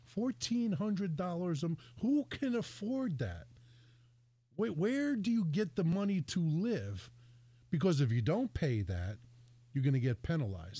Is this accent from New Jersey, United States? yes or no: yes; New Jersey, United States; also born or lived in Connecticut; now in Bristol, Connecticut, United States; I was born and raised in Jersey